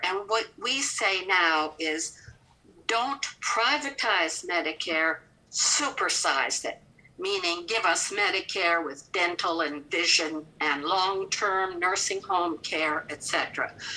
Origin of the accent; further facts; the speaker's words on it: Canada; accent: Canadian; now in Kentucky, United States; I've been in Kentucky since 1975, but you can hear my Canadian accent.